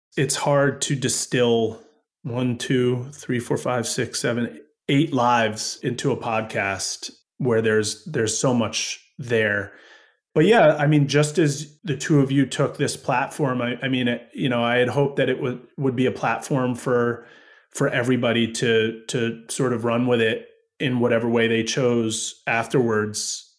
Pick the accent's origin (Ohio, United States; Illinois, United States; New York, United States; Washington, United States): New York, United States; Woodstock; I grew up in Woodstock, New York